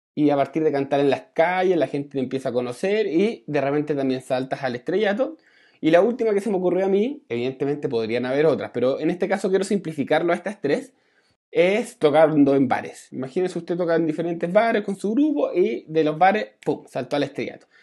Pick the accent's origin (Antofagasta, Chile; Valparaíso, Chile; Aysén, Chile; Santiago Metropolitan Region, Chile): Santiago Metropolitan Region, Chile; Santiago; moved away; yo me vine para mi tierra acá en, Santiago